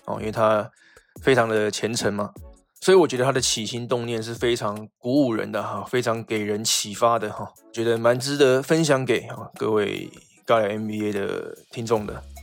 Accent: Taiwan; 我们台湾这边

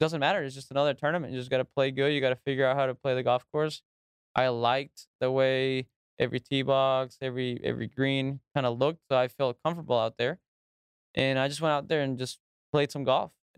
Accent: Reynosa, Tamaulipas, Mexico; I'm from Reynosa, Mexico. That's where I grew up.

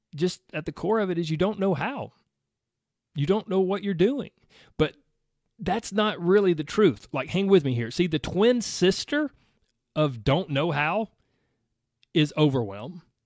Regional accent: the South, United States; I grew up in the South. I grew up in the country

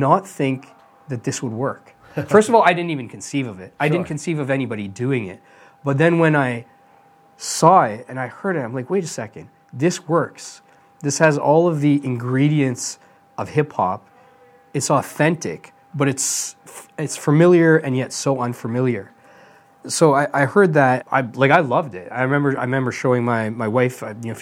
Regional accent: Edmonton, Alberta, Canada; I grew up in Western Canada.

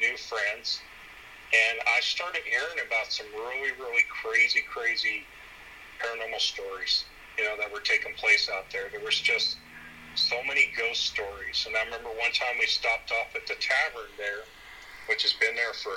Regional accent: San Antonio, Texas, United States; also born or lived in San Angelo, Texas; I grew up in San Antonio. I was born there

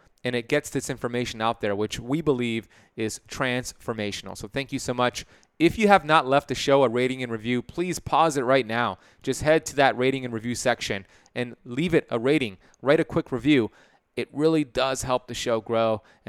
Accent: Miami, Florida, United States; I love it because I'm from Miami.

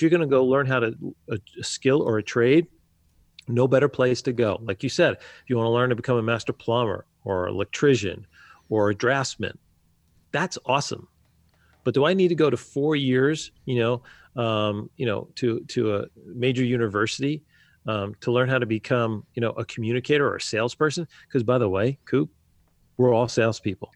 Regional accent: New Jersey, United States; moved away as an adult; now in Wisconsin, United States; I was born and raised in New Jersey

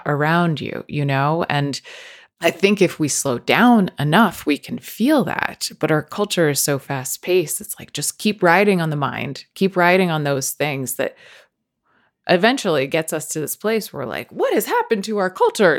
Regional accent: Northeast, United States; I come from the Northeast

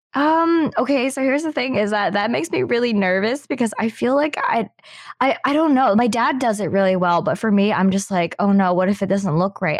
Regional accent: Philippines; now in Canada; I'm Filipino. Majority of my family was in the Philippines

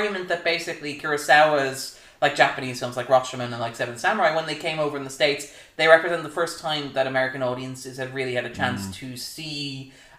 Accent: Ireland; We are Irish people

